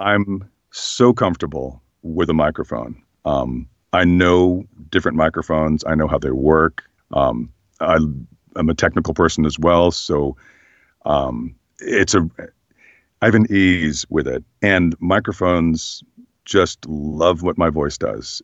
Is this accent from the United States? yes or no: yes; Berkeley, California, United States; I grew up in Berkeley, California